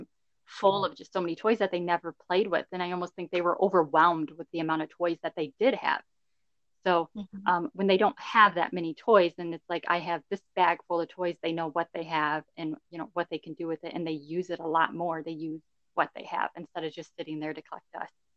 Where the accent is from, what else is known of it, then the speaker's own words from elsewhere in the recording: southeast Michigan, United States; Michigan is our home base. Yeah, we both grew up in Michigan, southeast Michigan area.